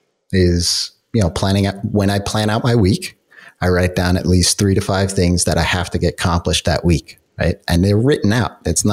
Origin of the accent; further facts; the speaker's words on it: New York, United States; I'm from New York